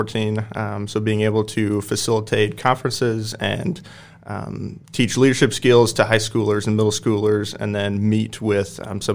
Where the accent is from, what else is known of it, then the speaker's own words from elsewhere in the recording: Waverly, Nebraska, United States; from Waverly, Nebraska.